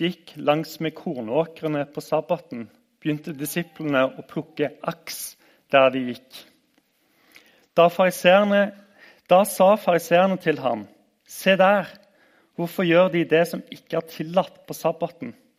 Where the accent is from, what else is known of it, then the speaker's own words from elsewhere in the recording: Randaberg, Rogaland, Norway; Jeg husker fra oppveksten på Randaberg